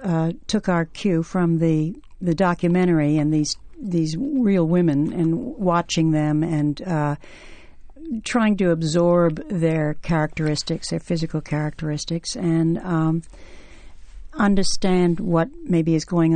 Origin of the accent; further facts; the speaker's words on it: the South, United States; I grew up in the South